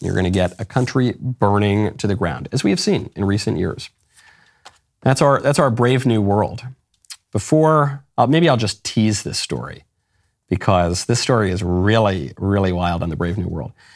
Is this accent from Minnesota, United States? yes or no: no; New York City, New York, United States; moved away; I'm a New Yorker by upbringing